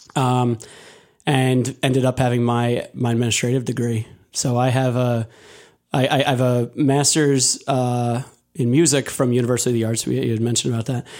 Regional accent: Delaware County, Pennsylvania, United States; also born or lived in Lancaster, Pennsylvania; I was originally from Delaware County

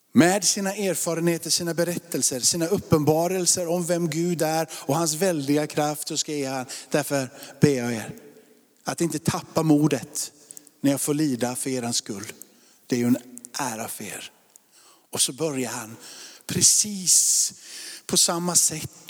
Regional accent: Sweden; Jag är uppvuxen i Sverige

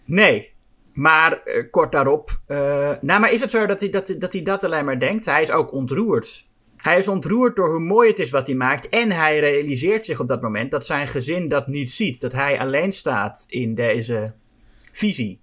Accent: Netherlands; als Nederlander

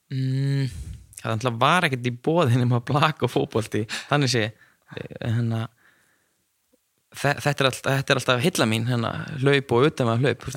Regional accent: Neskaupstaður, Eastern Region, Iceland; now in Akureyri, Iceland; ég er frá Neskustad og var alltaf í fókbólta

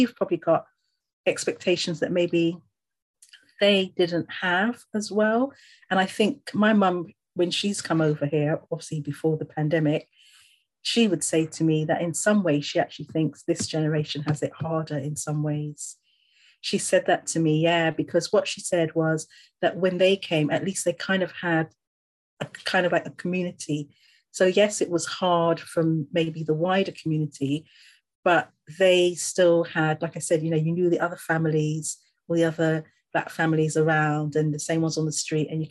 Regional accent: Barbados; moved away as an adult; also born or lived in England; now in United Kingdom; when we went back to Barbados, obviously I had my secondary school education there, all of it.

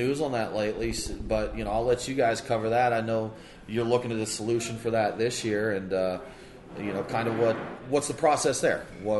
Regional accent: Georgia, United States; we're from Georgia. We got a 14% cap there

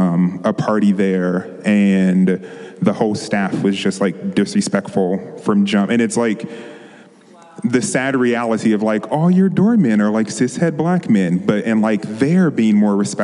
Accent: on the border of DC, Maryland, United States; moved away as an adult; also born or lived in Washington, District of Columbia, United States / San Francisco Bay Area; now in Los Angeles, United States; I grew up in Maryland on the borderline of DC, going back and forth.

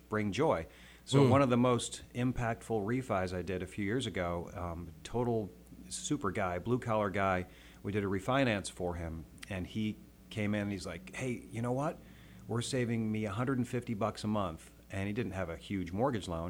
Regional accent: upstate New York, United States; moved away as an adult; also born or lived in Colorado; grew up in upstate New York

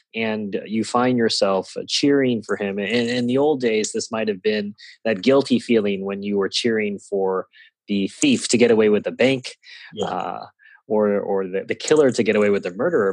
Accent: Singapore; first language English; moved away; I did grow up learning the Kings or the Queens as it may have been at the time um, because Singapore is a former uh, British colony

